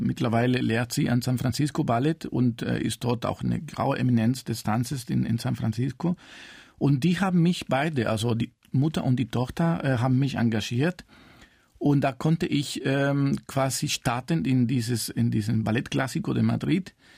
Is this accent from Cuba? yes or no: yes; Cuba; German is a second language; moved away; also born or lived in Spain; ich bin in Kuba geboren, aber meine Familie äh, ist äh, zum Teil aus Spanien